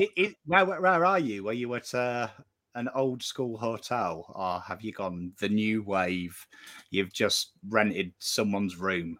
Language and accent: English; England, United Kingdom; now in Australia; I'm English